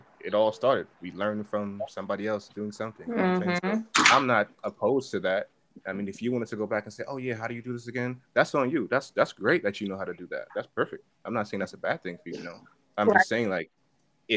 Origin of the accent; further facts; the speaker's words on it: New York, United States; I'm from New York too